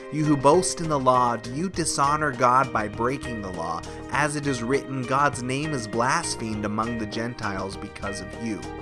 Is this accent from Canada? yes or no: yes; Canada; is a Canadian church, and we are proudly Canadian. We love our country